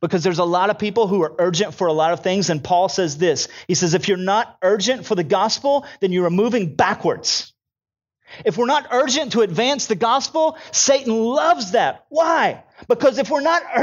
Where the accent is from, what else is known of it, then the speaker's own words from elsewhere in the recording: United States; I'm an American